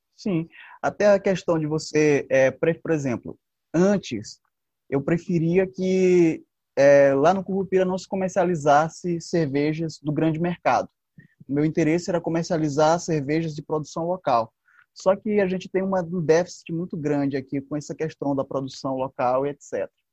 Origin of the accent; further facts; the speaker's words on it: São Bento, Maranhão, Brazil; moved away as an adult; also born or lived in Pinheiro, Brazil; now in São Luís, Brazil; eu sou sou de São Bento, sou filho de um ex-pescador com uma dona de casa.